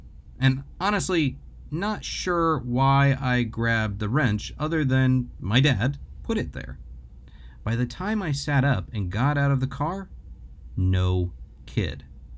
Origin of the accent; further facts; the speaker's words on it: Detroit, Michigan, United States; Growing up in Detroit, I lived right next door to this beautiful church.